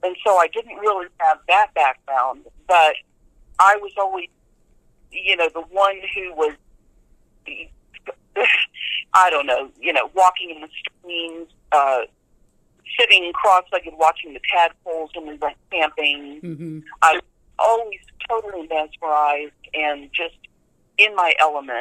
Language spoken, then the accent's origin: English; Tallahassee, Florida, United States; also born or lived in Madison, Wisconsin; I live in the Tallahassee, Florida area, which is in the panhandle, the north part of Florida. Moved here when I was 3 years old.